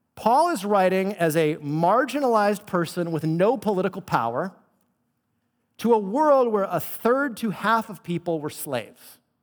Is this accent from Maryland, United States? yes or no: no; Bay Area, California, United States; Because I grew up in the Bay Area, I'm a Bay Area native